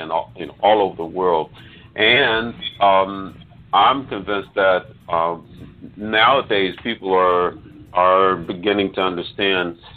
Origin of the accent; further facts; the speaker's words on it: Memphis, Tennessee, United States; moved away as an adult; also born or lived in Europe / Los Angeles / Nashville; we grew up together here in Memphis.